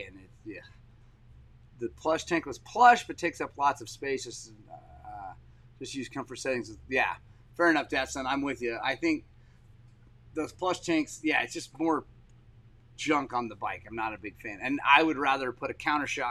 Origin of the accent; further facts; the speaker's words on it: Oklahoma, United States; moved away; I grew up in Oklahoma